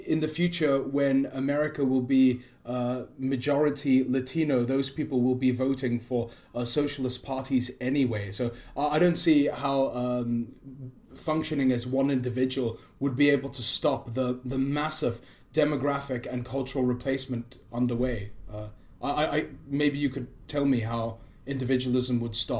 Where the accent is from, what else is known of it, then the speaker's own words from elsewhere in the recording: South Africa; I'm from South Africa